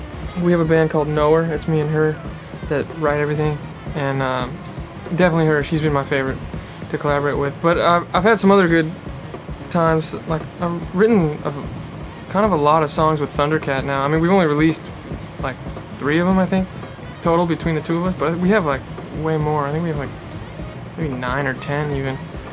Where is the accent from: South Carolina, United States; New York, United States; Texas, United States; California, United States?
California, United States; Los Angeles; I'm from like the outer parts of LA. Okay. So yeah, I've been in LA my whole life.